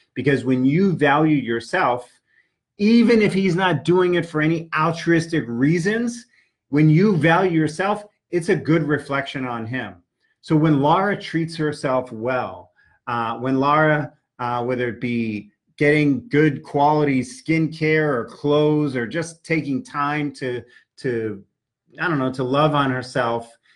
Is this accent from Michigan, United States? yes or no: no; New York City, New York, United States; I grew up in New York City taking the subways.